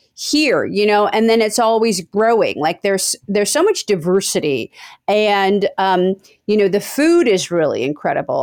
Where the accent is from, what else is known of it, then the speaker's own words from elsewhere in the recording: San Francisco, California, United States; now in Los Angeles, United States; I grew up in San Francisco. I, uh, lived in that city until about, uh, nineteen ninety, and then I came to Los Angeles.